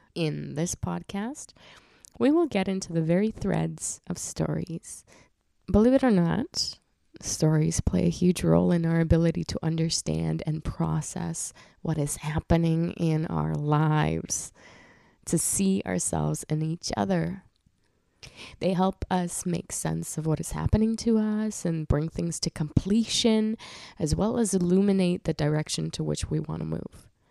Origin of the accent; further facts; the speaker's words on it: Krasnodar Krai, Russia; moved away; I was born in the region called Krasnodar in Russia